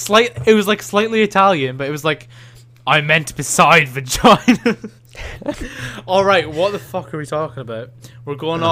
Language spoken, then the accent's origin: English; Birmingham, West Midlands, United Kingdom; But I'm from Birmingham